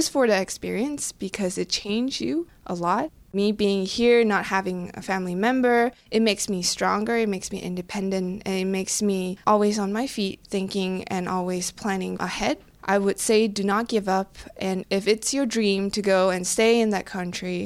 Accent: Penang, Malaysia; moved away as an adult; now in Pittsburgh, United States; I am born in this island called Penang, Malaysia, and I first came to the U.S. when I was 20.

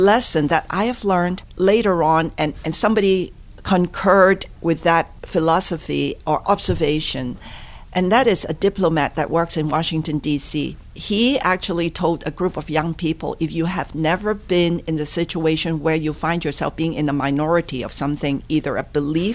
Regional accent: Hong Kong; moved away as an adult; now in Pittsburgh, United States; I'm a true product of Hong Kong, born, raised, went to school, even completed college.

